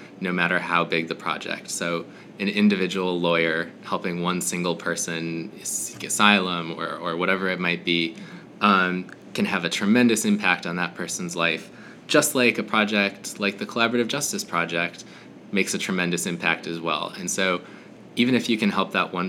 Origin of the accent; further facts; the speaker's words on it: Minnesota, United States; I'm from Minnesota originally